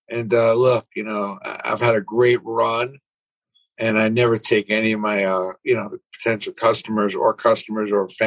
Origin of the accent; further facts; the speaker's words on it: New York City, New York, United States; I grew up in Brooklyn, 539 Kings Highway